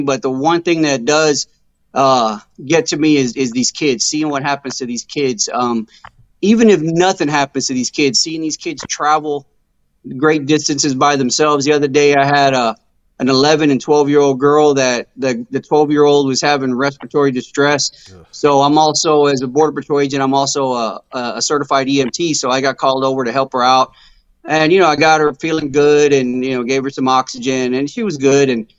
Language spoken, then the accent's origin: English; United States; I was born here and, you know, I'm an American